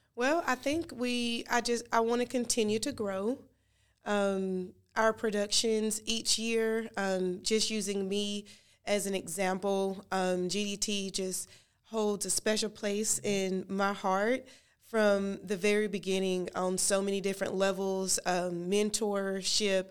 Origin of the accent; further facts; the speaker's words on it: Gastonia, North Carolina, United States; I grew up in Gaston, Gastonia